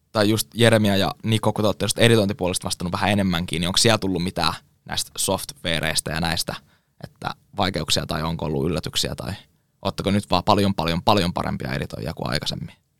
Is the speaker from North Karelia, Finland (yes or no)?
no; Kouvola, Kymenlaakso, Finland